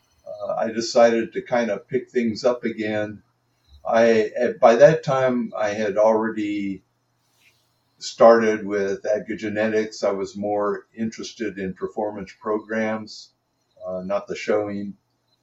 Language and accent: English; Los Angeles, California, United States; moved away as an adult; also born or lived in Eugene, Oregon; now in Oregon, United States; I was born and raised in Los Angeles, California